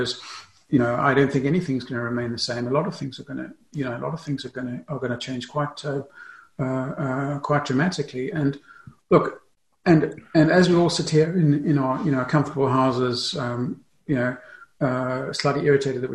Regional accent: South Africa; also born or lived in England; now in Germany; I grew up in South Africa. So I live in Germany.

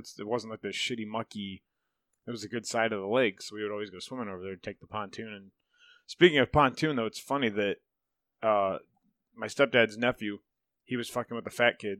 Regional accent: Chippewa Lake, United States; I grew up on Chippewa Lake, and that's what we did when we take my uncles out there.

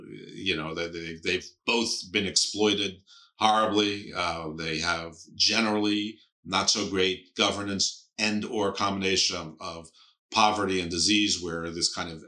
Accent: United States; I'm an American. We don't do soccer.

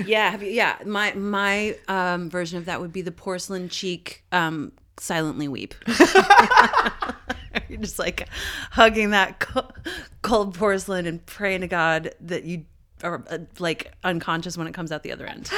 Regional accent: Canada; I'm fucking Canadian

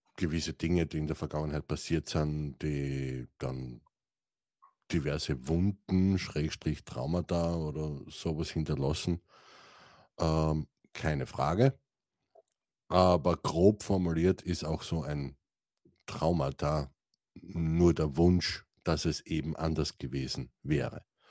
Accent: Styria, Austria; ich komme aus der St. Eiermark, einem wunderschönen Österreich

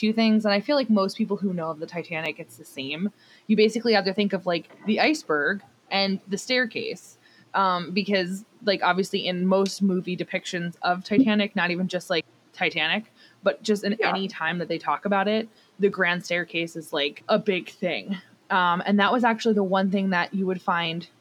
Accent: New Jersey, United States; I'm from New Jersey

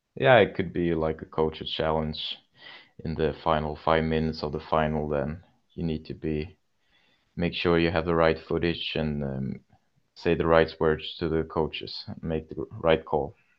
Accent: Kalmar, Kalmar County, Sweden; also born or lived in Tranås; my youth club and my hometown Kalmar

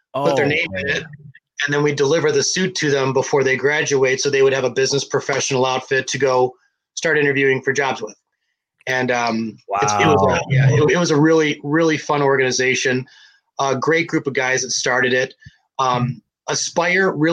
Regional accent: Detroit, Michigan, United States; my hometown

